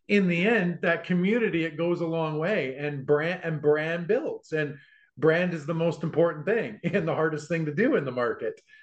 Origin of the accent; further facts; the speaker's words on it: Vancouver, British Columbia, Canada; I'm from Vancouver